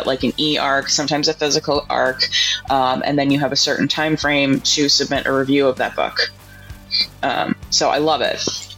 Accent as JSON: {"language": "English", "region": "South Carolina", "country": "United States", "said": "I was like … from South Carolina."}